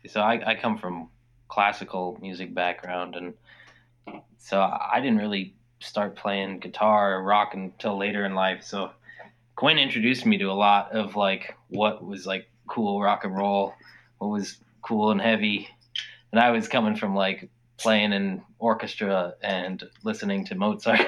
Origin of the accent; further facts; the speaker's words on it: Anchorage, Alaska, United States; anchorage where we're from is south central